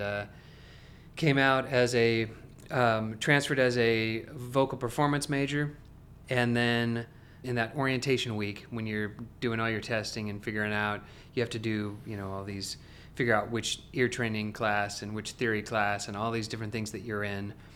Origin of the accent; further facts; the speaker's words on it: Salem, Oregon, United States; now in Franklin, United States; I am originally from Salem, Oregon, so, uh, a long way from here.